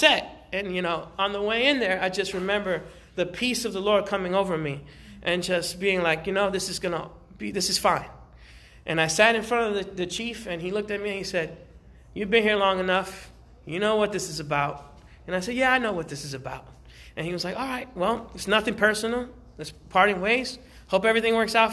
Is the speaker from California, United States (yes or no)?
no; New York City, New York, United States; moved away; I was raised in New York City. I grew up in the South Bronx. I was born in Harlem